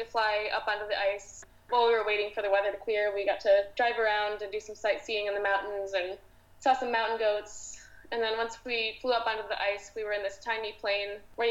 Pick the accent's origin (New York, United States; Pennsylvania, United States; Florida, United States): New York, United States; Syracuse; moved away as an adult; now in Houston, United States; my hometown, like around Syracuse